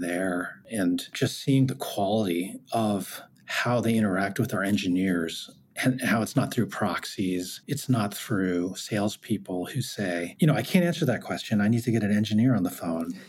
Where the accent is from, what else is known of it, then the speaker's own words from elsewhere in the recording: United States; I'm Korean American